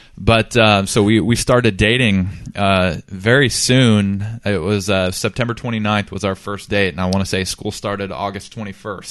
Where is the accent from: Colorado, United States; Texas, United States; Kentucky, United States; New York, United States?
Texas, United States; I was born and raised in Texas